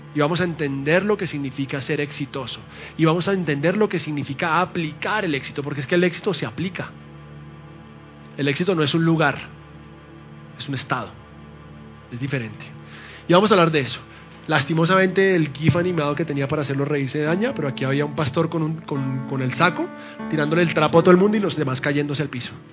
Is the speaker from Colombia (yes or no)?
yes; Colombia; mi esposa es colombiana y yo también